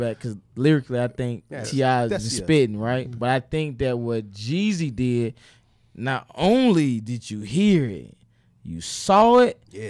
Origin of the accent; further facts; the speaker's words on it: Atlanta, Georgia, United States; I'm from Atlanta.